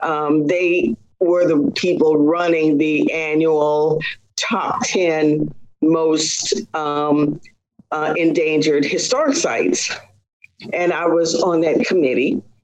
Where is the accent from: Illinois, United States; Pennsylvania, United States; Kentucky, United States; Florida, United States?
Kentucky, United States; born there; also born or lived in Texas / Washington; So I was born in Kentucky on the military base there, and we lived in several other installations in Texas, and most of a good bit of the traveling time that I had was in the state of Washington.